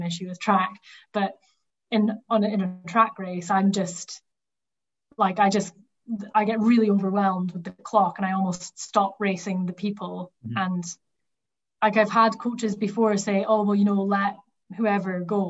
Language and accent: English; the Highlands of Scotland, United Kingdom; I'm from the Highlands of Scotland